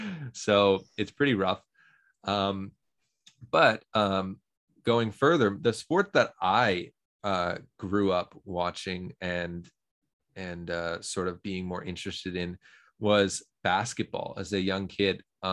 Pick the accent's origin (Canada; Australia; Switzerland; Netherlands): Canada; Toronto, Ontario; Oh, so me being from Toronto, Canada, of course, I mean, we only have one basketball team in the whole country